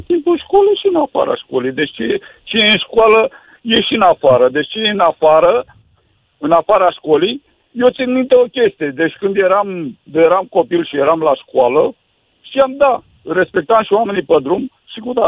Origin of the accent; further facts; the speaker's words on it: Romania; Sunt un cetățean din România.